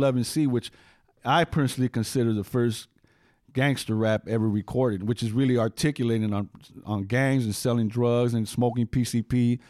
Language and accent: English; West Coast, United States; So, you know, so Lucky says East Coast rap. I'm from the West Coast.